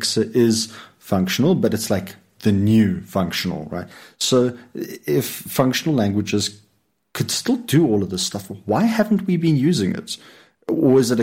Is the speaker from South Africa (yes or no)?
yes; Lowveld, South Africa; moved away; for the first part of my life, I grew up in the Lowveld